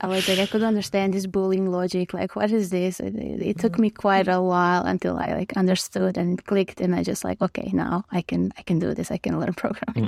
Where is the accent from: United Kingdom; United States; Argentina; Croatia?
Croatia; moved away as an adult; now in Toronto, Canada; I am from Croatia, uh, which is a small country in Europe